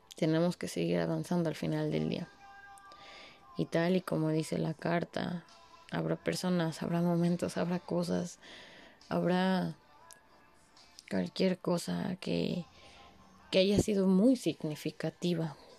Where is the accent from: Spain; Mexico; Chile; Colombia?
Mexico; como buenos mexicanos